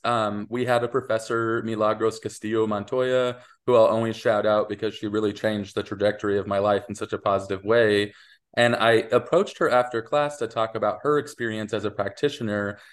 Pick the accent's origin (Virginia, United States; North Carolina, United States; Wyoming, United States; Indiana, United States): Wyoming, United States; moved away; I'm originally from Wyoming